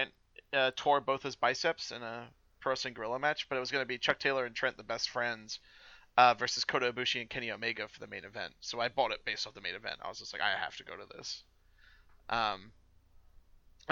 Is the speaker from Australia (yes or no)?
no; New Zealand; moved away; I'm from New Zealand originally